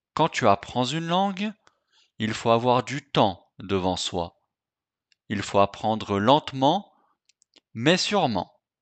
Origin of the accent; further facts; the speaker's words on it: France; je suis français